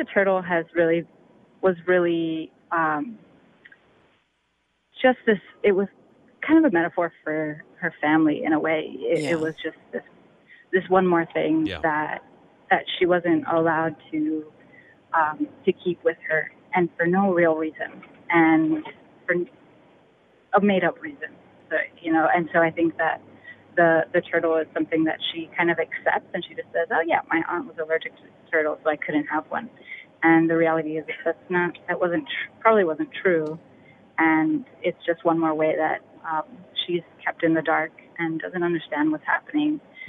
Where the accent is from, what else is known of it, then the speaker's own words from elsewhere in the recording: New York City, New York, United States; moved away as an adult; now in Washington, D.C., United States; the neighborhoods that I grew up in the Bronx